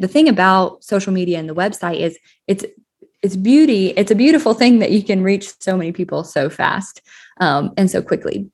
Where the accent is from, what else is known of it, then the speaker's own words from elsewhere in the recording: Colorado, United States; moved away as an adult; also born or lived in Texas; I grew up in Skylar, Colorado, a small agricultural town in southeastern Co-, Colorado